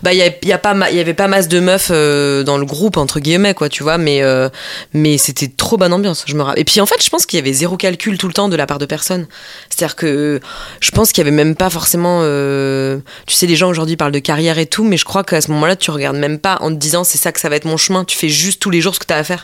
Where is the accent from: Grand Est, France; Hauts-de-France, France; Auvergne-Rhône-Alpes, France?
Grand Est, France; Mulhouse; moved away as an adult; also born or lived in Strasbourg; now in Paris, France; je venais de Mulhouse